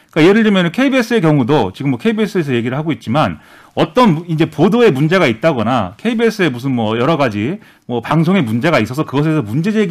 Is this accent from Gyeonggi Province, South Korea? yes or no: yes; Suwon, Gyeonggi Province, South Korea; also born or lived in Eunpyeong-gu, Seoul; now in Seoul, South Korea; 저는 뭐 부산 사람도 아니고 네, 경기도 수원이 고향이고